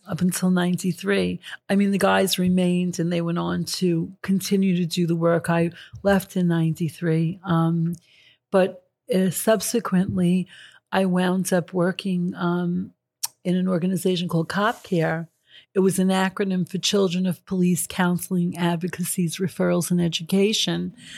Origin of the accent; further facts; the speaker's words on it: New York City, New York, United States; I grew up in Astoria, Queens